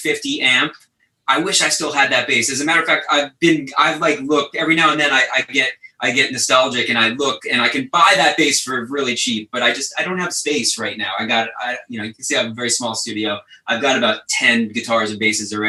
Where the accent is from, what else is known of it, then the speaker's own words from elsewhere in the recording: Westchester, New York, United States; I grew up in Westchester